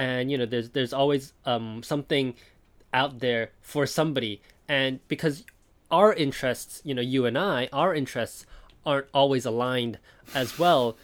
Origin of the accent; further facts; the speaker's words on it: Taiwan; now in Japan; I was born in Taiwan, I live in Japan now